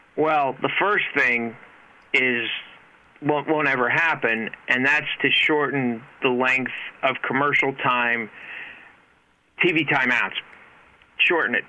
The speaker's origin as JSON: {"language": "English", "town": "Hazleton", "region": "Pennsylvania", "country": "United States", "tie": "born or raised there", "moved": "yes", "lives_now": "Reading, United States", "said": "Hazleton, my hometown"}